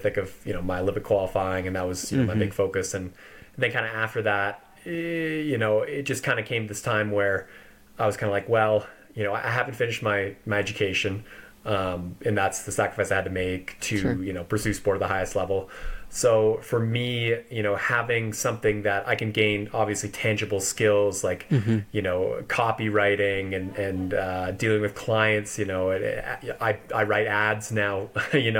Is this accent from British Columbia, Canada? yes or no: yes; Vancouver Island, British Columbia, Canada; moved away as an adult; also born or lived in Victoria, Canada; now in Boulder, United States; originally from Vancouver Island in Canada, on the west coast there